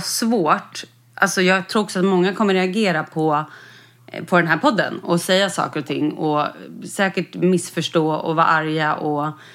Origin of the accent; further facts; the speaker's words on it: Skåne, Sweden; Jag är uppvuxen i Skåne